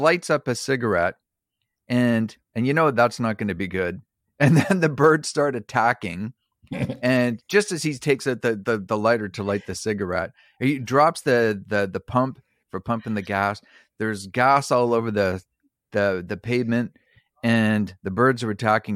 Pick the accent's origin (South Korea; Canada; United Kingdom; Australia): Canada; Prince Edward Island; also born or lived in New Brunswick; I was born in New Brunswick, and, and raised in Prince Edward Island